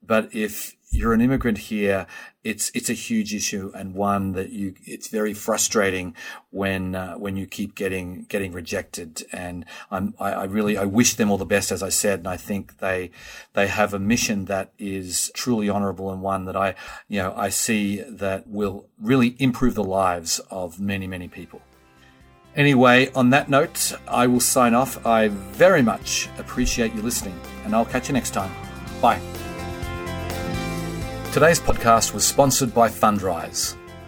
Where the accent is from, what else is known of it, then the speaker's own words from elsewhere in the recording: Australia; now in United States; I first came to this country in 1991, and I came from Australia. I had no credit footprint here whatsoever.